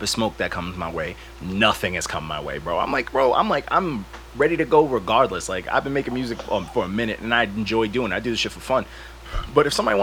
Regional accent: Long Island, New York, United States; I'm from Long Island, not Rhode Island

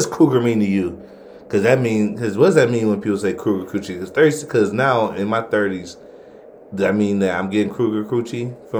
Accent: Ohio, United States; I'm from Ohio. We definitely say Newark.

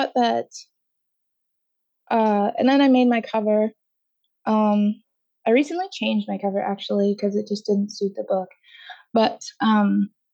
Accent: Canada; I'm Canadian and I spell everything Canadian

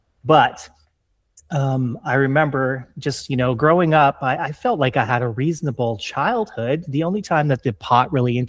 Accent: Ontario, Canada; I grew up in Canada, Southern Canada, just across the river from Detroit.

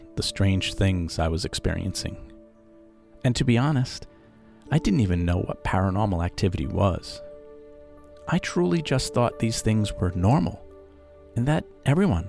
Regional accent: Pawtucket, Rhode Island, United States; also born or lived in Providence, Rhode Island; my mother and I moved from Providence back to my birth city of Pawtucket, Rhode Island

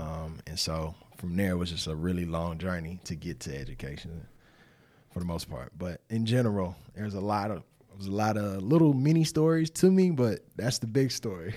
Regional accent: Winston-Salem, North Carolina, United States; I'm from Winston-Salem, North Carolina, originally.

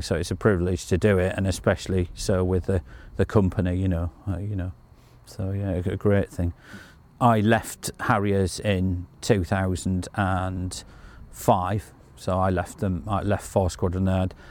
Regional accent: Yorkshire and the Humber, United Kingdom; being a Yorkshire lad

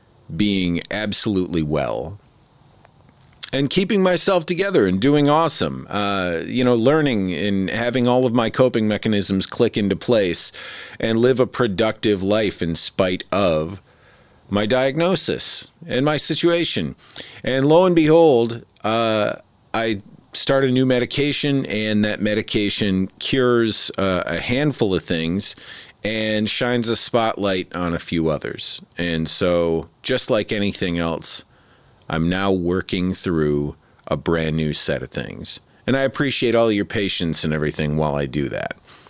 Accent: Midwest, United States; I'm originally from the Midwest, so snow.

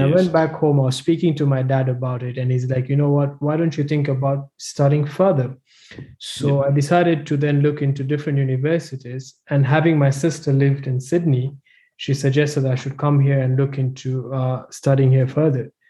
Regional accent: Nairobi, Kenya; moved away as an adult; also born or lived in South Africa; I'm from Nairobi, Kenya, born and bred Kenyan.

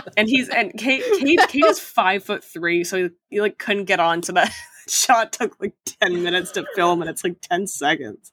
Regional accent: Boston, Massachusetts, United States; I'm from Boston

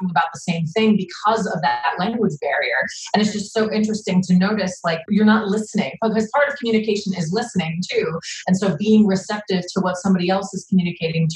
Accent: New Jersey, United States; I'm from New Jersey in the East Coast, where we have a tendency to be very blunt.

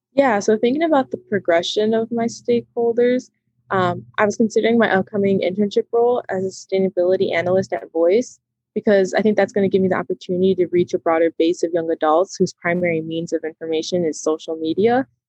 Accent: Chicago, Illinois, United States; also born or lived in Madison, Wisconsin; I was born and raised in the Chicagoland area, and I'm a second generation Mexican American

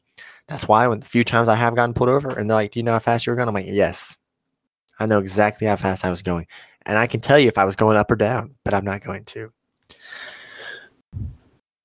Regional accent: Osceola, Arkansas, United States; I was at home in Osceola

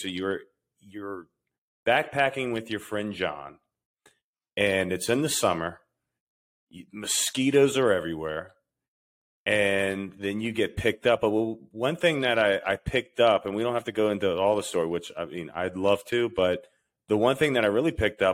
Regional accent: West Virginia, United States; I grew up in West Virginia. I'm a blue collar guy.

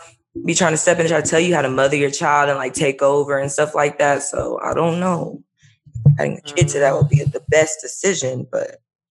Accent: Dallas, Texas, United States; I grew up in Dallas

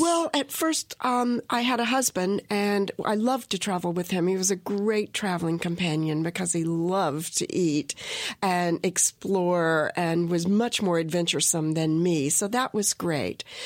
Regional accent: South Carolina, United States; now in Western North Carolina, United States; I grew up in South Carolina

